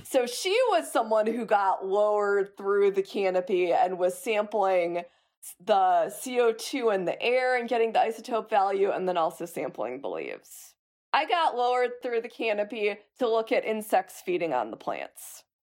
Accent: Chicago, Illinois, United States; I grew up in Chicago

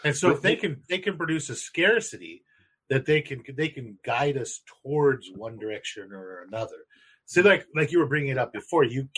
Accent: United States; accent: American; my American accent

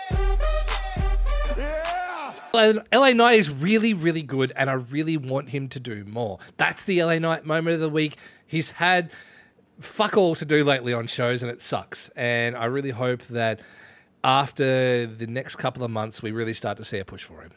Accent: Ballarat, Victoria, Australia; my hometown is in that list. Ballarat in that list.

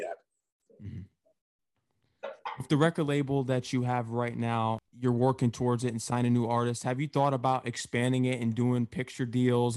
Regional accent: Connecticut, United States; I'm actually from Connecticut

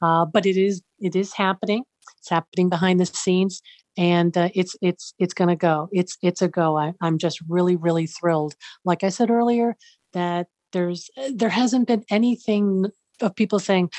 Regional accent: Boston, Massachusetts, United States; moved away as an adult; also born or lived in Chicago; now in Central Florida, United States; I was born and brought up in Boston, Massachusetts. Spent pretty much most of my life there.

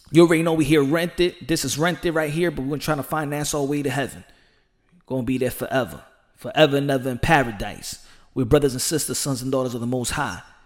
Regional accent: United States; As an American

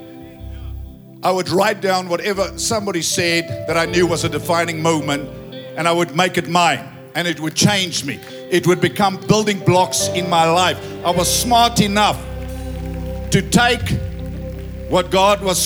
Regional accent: Ladybrand, Free State, South Africa; I say, Lady Brand

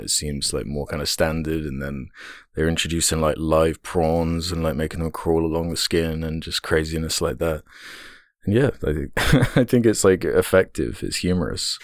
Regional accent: United Kingdom; as a British person

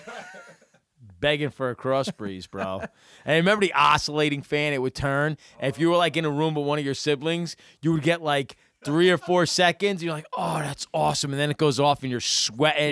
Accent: Pequannock, New Jersey, United States; I grew up in Pequonik

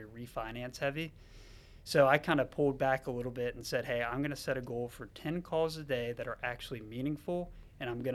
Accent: Charlotte, North Carolina, United States; I was actually born and raised in Charlotte

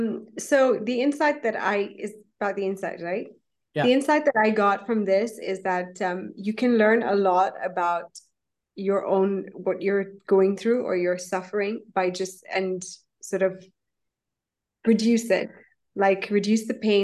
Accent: India; I'm actually an Indian, and in Hinduism, it's not, I wouldn't call myself religious by any means or form

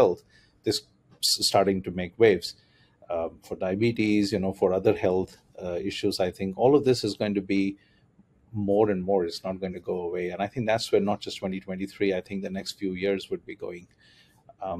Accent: India; moved away as an adult; also born or lived in Germany; I grew up in India

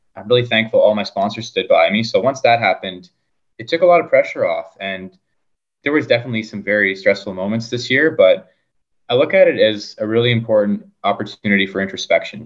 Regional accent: Fergus, Ontario, Canada; also born or lived in Guelph, Ontario; we moved to an even smaller town, Fergus, Ontario and that's where I grew up

